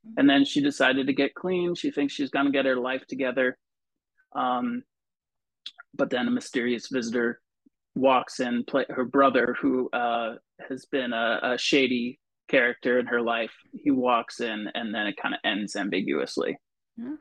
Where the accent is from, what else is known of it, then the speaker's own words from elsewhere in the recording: Vermont, United States; moved away; also born or lived in New Jersey; I grew up in a kind of a small town in Vermont